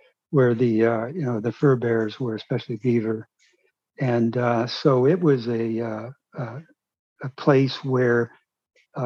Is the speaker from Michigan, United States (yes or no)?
yes; Michigan, United States; I'm from Michigan.